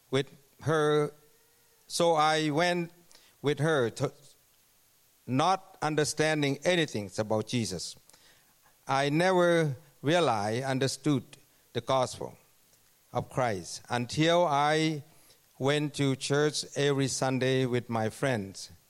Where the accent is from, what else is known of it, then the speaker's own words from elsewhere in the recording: Thailand; English is a second language; moved away as an adult; now in Canada; I, I come from Thailand and came to Canada 2007 as a worker.